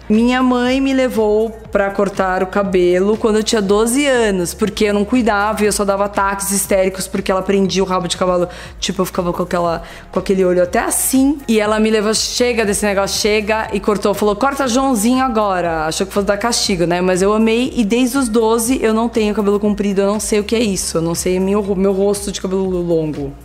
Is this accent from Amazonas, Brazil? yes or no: no; Bauru, São Paulo, Brazil; moved away as an adult; eu morava no interior